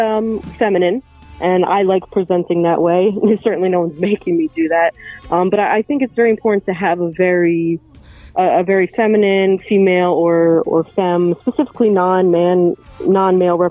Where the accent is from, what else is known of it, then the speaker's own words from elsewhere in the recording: New Jersey, United States; our parents picked the same state to raise us all